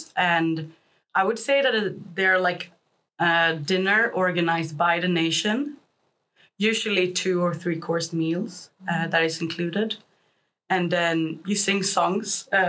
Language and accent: English; Sweden; we are from Sweden